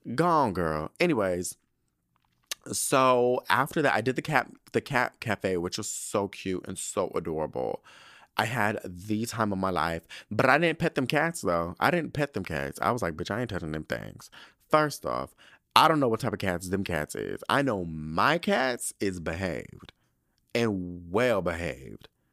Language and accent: English; United States; I'm from the United States.